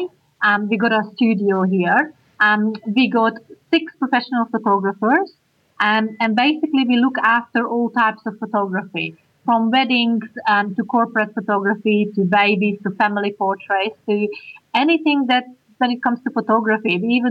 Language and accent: English; Hungary; English is a second language; now in Australia; I'm Hungarian.